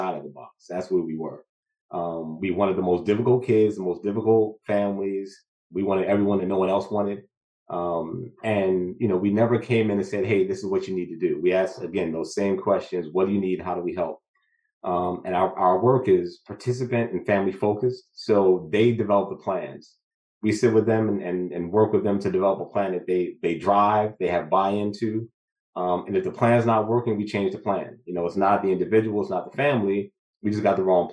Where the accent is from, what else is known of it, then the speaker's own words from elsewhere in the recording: Newark, New Jersey, United States; born and raised in Newark, New Jersey